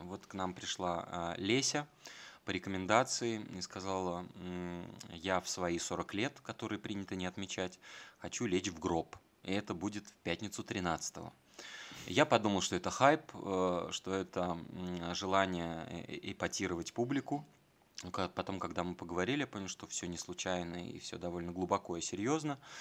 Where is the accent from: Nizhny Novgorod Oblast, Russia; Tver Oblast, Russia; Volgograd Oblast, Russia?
Volgograd Oblast, Russia; Volgograd; moved away as an adult; also born or lived in Moscow; когда я приезжал из Волгограда